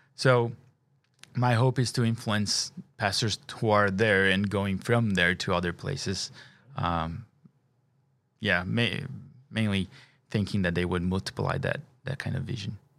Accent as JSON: {"language": "English", "country": "Brazil", "moved": "yes", "said": "I'm an international. I'm from Brazil."}